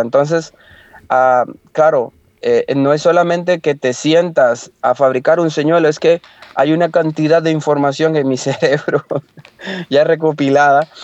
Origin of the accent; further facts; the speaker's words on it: Limón, Costa Rica; moved away; yo soy de Costa Rica, soy de la parte del Caribe, de Limón